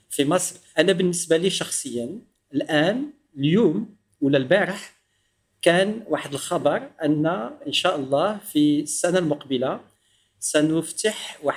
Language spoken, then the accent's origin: Arabic; Morocco; accent: Moroccan; يعني الاصدقاء ديالي والزملاء ديالي الاساتذه كلهم عارفيني مغربي